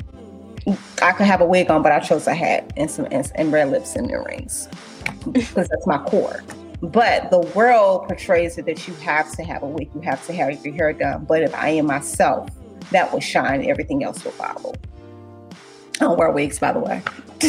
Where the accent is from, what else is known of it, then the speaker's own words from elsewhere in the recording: St. Louis, Missouri, United States; moved away as an adult; now in Washington, D.C., United States; I'm from St. Louis, Missouri